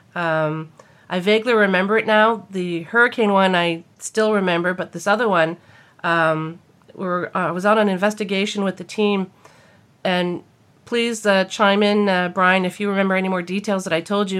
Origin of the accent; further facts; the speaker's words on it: New Brunswick, Canada; moved away; I was back in my hometown in New Brunswick